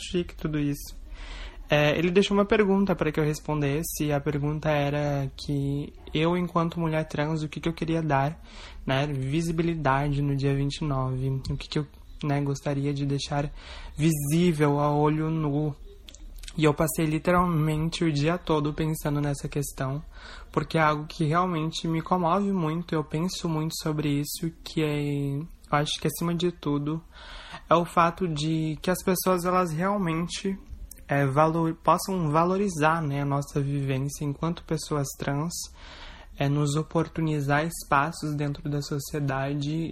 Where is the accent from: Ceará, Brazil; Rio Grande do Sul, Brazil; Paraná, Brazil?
Rio Grande do Sul, Brazil; Igrejinha; eu tenho 23 anos de idade e eu sou de Igrejinha